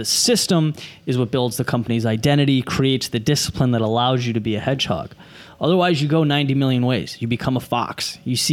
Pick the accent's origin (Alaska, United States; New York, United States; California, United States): California, United States; moved away; There was a Disneyland where I grew up in California